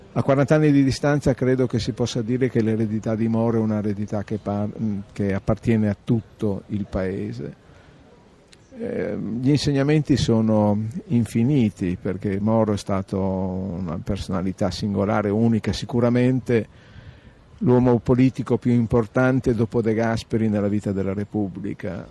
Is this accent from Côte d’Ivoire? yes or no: no; Reggio Emilia, Emilia-Romagna, Italy; Io sono di Reggio Emilia